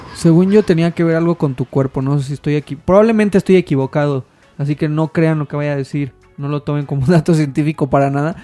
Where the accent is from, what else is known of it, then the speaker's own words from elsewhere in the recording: Mexico; tú como mexicano